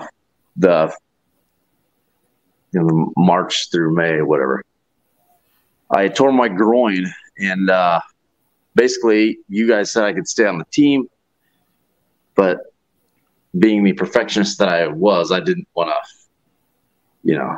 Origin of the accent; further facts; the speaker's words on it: Kingfisher, Oklahoma, United States; moved away; also born or lived in Earlham, Iowa; I was from Kingfisher, Oklahoma, and then I moved to Earlham, Iowa.